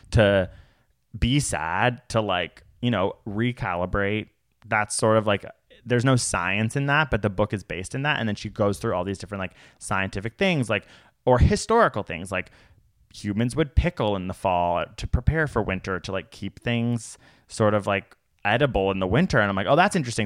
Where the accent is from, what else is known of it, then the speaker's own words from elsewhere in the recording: Canada; We are from Canada.